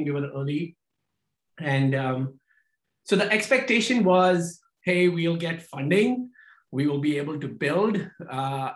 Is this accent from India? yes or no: yes; India; moved away as an adult; now in United States; we come from India, we get a master's degree in engineering, and then we become an engineer